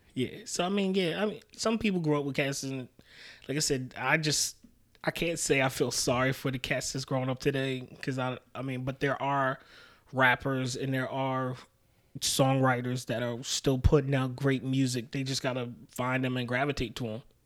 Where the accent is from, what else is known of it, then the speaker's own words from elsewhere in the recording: New York City, New York, United States; also born or lived in Albany, New York; I was raised in Queens. I was born in Albany, but was raised in Queens.